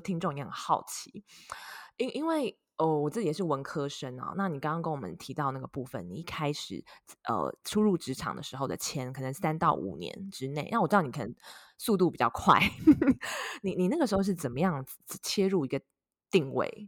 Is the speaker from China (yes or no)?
no; Taiwan; now in United States; 跟我一样是土生土长的台湾人